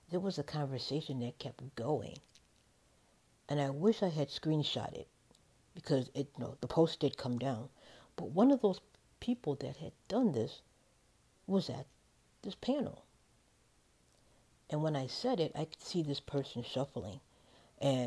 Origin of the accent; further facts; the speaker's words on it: Chicago, Illinois, United States; moved away; if we come from Chicago